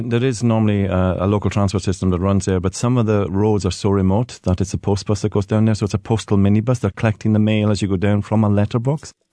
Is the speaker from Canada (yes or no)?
no; Hebrides, Scotland, United Kingdom; growing up in the Hebrides